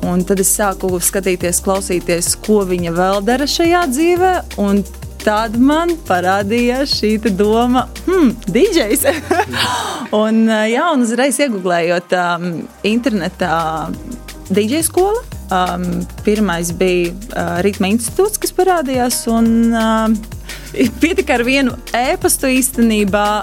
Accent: Latgale, Latvia; Nē, es ļoti lepojos ar to, no kurienes es nāku un kur ir manas saknes, un labprāt to nesu pasaulē.

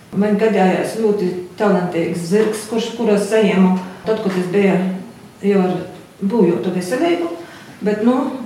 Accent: Latvia; Esmu dzimusi tepat Latvijā

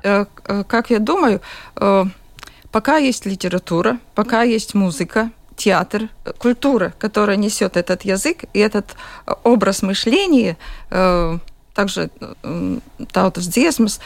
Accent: Jurmala, Latvia; я из Юрмалы, я родилась в Юрмале и живу в Юрмале

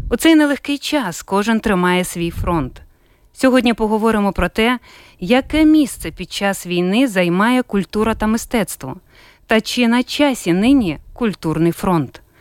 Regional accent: Ukraine; Ми з України.

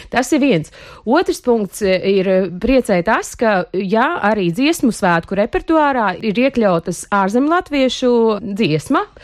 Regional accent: Latvia; Jo nu, mēs esam visi latvieši, nu, mēs darbojamies visi viena mērķa labā.

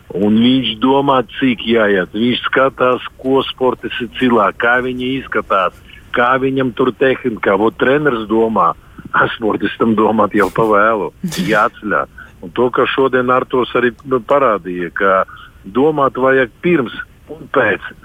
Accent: Dobele, Dobele Municipality, Latvia; Visi mēs esam no Dobeles. Es, treneris, Artūrs, Rītvars, visi mēs esam no maziņas pilsētas Dobeles

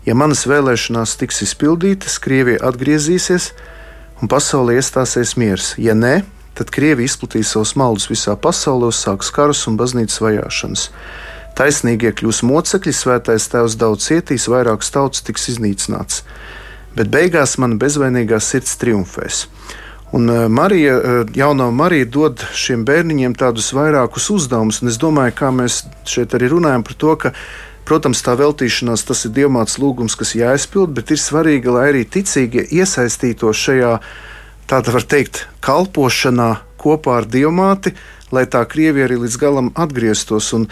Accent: Salaspils, Salaspils Municipality, Latvia; tā kā es nāku no Salaspils, kas ir rožkroņa karalienes draudzes, to karogu tagad turu ļoti augstu

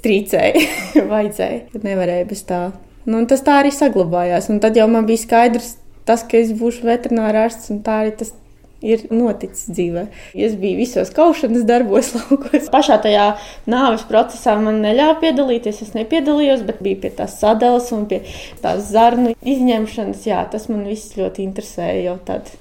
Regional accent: Mārupa, Mārupa Municipality, Latvia; moved away as an adult; also born or lived in Tukums area; now in Pļaviņas, Latvia; Es arī esmu no Pierīgas, no Mārupas.

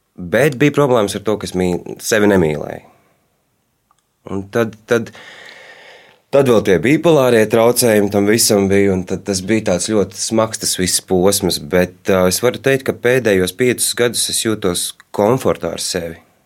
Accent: Riga, Latvia; Es uzaugu Rīgā, bet daļu savas dzīves pavadīju laukos.

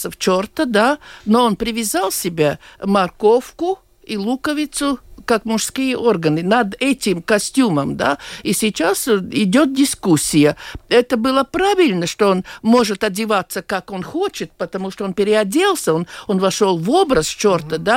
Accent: Latvia; born there; от того, что я родился в Латвии, я не стану любить эту страну

